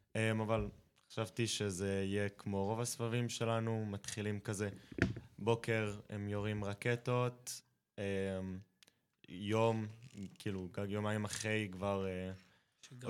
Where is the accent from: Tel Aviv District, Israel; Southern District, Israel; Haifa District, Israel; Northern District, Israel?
Southern District, Israel; Eilat; אז אני אילתי, ובאילת